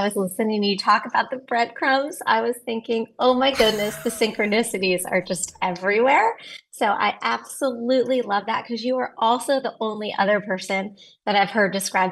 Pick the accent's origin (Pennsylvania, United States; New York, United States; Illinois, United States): Pennsylvania, United States; Philadelphia; moved away as an adult; now in Texas, United States; I moved to Texas in 98 and I grew up actually in Philadelphia. So I'm an East Coaster